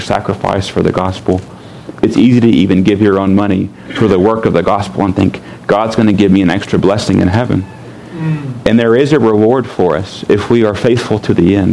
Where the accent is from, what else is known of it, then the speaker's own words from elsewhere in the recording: United States; I'm an American